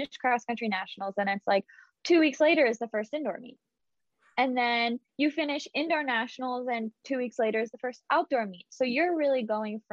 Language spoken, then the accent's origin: English; Morgantown, West Virginia, United States; moved away as an adult; also born or lived in Providence, Rhode Island; I loved growing up in Morgantown